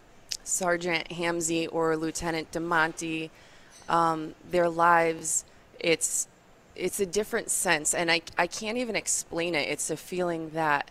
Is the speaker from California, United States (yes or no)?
no; Bristol, Connecticut, United States; We're both from Bristol